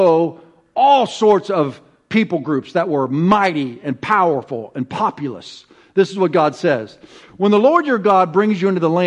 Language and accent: English; Ramona, California, United States